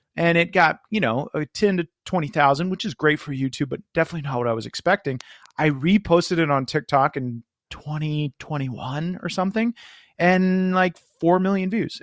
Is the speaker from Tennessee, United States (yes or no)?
no; Florida, United States; I was from Florida